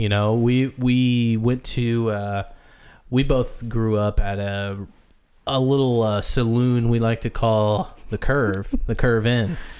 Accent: Midwest, United States; I grew up in the Midwest

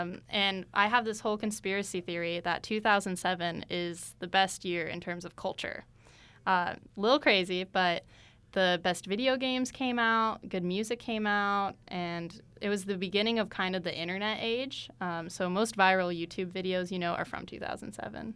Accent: Tucson, Arizona, United States; I'm from Tucson

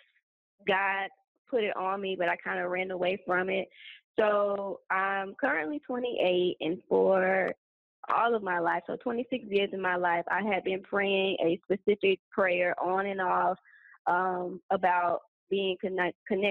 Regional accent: Atlanta, Georgia, United States; moved away as an adult; now in Cairo, Egypt; I am from Atlanta, Georgia, but I currently live in Cairo, Egypt

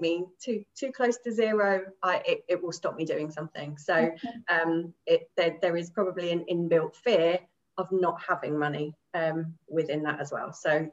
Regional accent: Milton Keynes, South East England, United Kingdom; now in Towcester, United Kingdom; I'm originally from Bletchley in Milton Keynes. I was born in Bletchley Maternity Hospital, no longer exists, and I'm currently living in Towcester in Northamptonshire

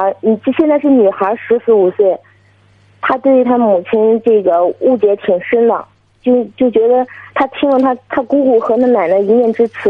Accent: Liaocheng, Shandong, China; 我是山东聊城的。

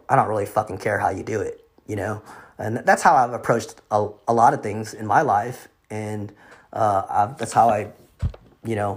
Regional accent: United States; also born or lived in Vietnam; Growing up in America, I wouldn't say it was difficult, but I would say that it was, I mean, I was learning two languages at the same time in the household

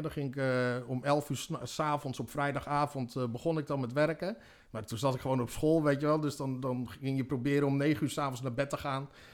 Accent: Harderwijk, Gelderland, Netherlands; geboren in Harderwijk, 29 juni 1976

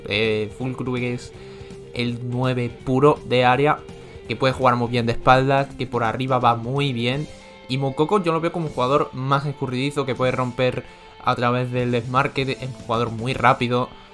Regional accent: Spain; yo como español

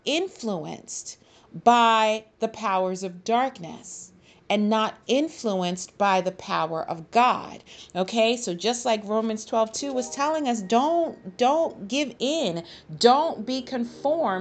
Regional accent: United States; I, as an American from the United States of America

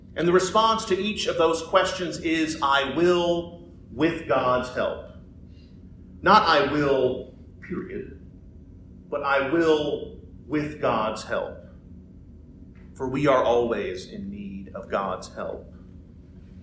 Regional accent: United States; as Christians living in this great nation

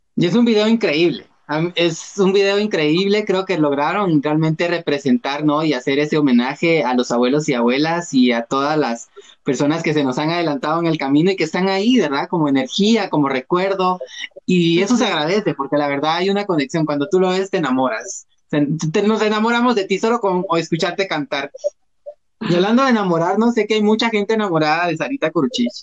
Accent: Guatemala; yo me considero guatemalteco

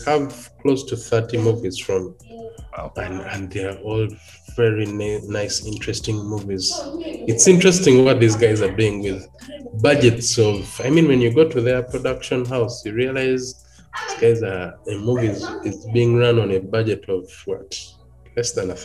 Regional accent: Buganda, Central Region, Uganda; I'm from Central Uganda in Buganda

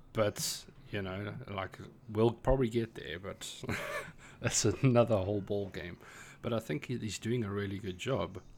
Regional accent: South Africa; moved away as an adult; now in Ireland; I am a South African, but I live and work in Ireland.

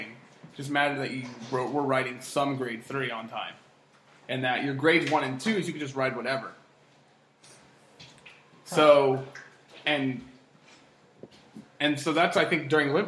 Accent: Tennessee, United States; I'm from Tennessee

